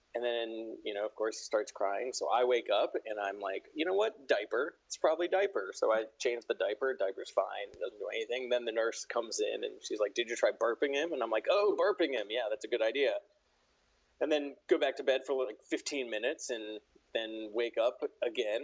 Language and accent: English; Charleston, West Virginia, United States; also born or lived in Washington, District of Columbia, United States; now in Pittsburgh, United States; I'm from Charleston, West Virginia, which is like southern